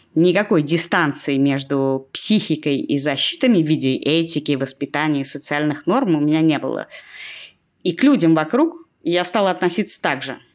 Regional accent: Russia; я родилась и выросла в России

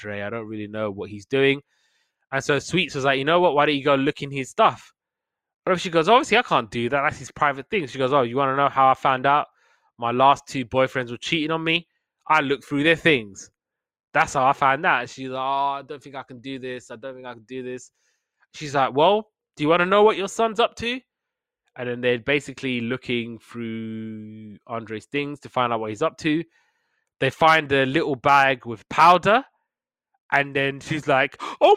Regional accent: United Kingdom; we're British

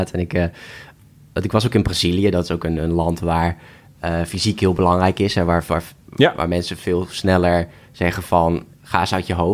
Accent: Nieuwkoop, South Holland, Netherlands; Ik kom uit Nieuwkoop, dus ik ben omringd door de natuur.

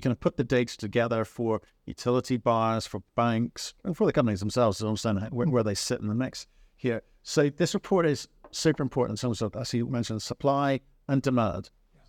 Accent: Dublin, Leinster, Ireland; You came by my hometown

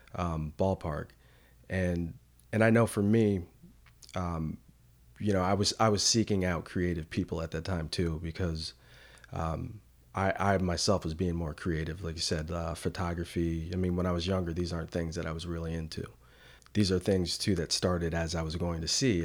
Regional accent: New Canaan, Connecticut, United States; now in Durham, United States; in a small town called, uh, New Canaan

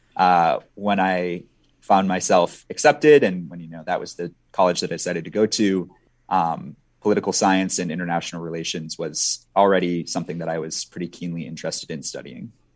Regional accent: Minnesota, United States; also born or lived in Sweden; I grew up in Minnesota

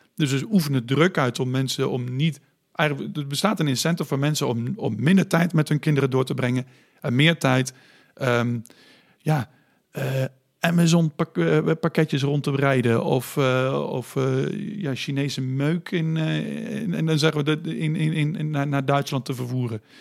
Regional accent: Netherlands; als samenleving, als Nederlanders

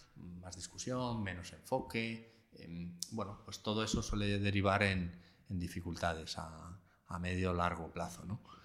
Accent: Alcalá de Henares, Community of Madrid, Spain; yo soy de Alcalá de Henares, cuando vuelvo a mi casa

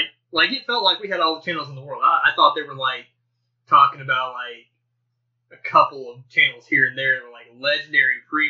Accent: Arkansas, United States; we're from Arkansas. Like small town Arkansas.

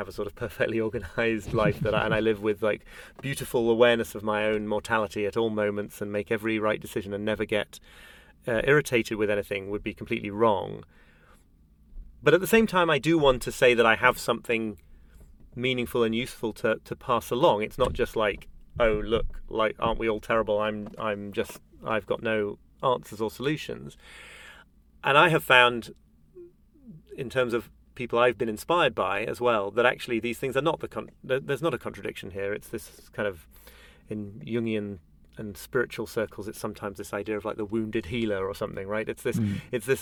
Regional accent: United Kingdom; as a Brit

